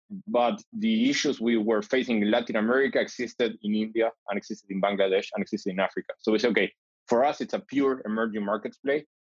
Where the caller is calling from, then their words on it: Tel Aviv, Tel Aviv District, Israel; I'm calling from Tel Aviv.